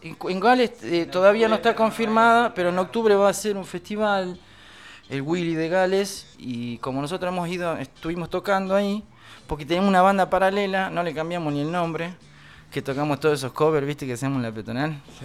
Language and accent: Spanish; Catamarca, Argentina; yo soy de Catamarca y en Catamarca hay un montón de pircas.